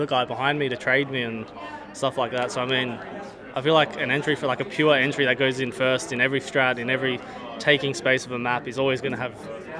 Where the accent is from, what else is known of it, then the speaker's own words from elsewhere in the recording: Gold Coast, Queensland, Australia; Gold Coast.